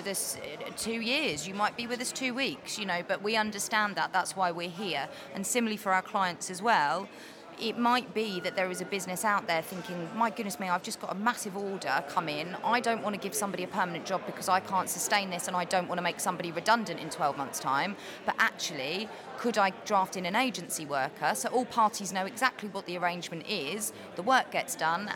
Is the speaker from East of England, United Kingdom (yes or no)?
yes; Bury St Edmunds, East of England, United Kingdom; I'm local anyway. Bury St Edmunds is my hometown